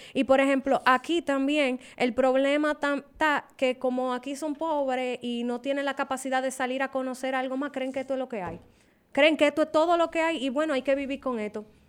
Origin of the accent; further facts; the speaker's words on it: Dominican Republic; yo soy dominicana y a mí yo amo mi país